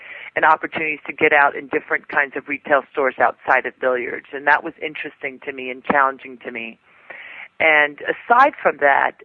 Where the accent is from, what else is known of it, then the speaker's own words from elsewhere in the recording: New York, United States; I'm from New York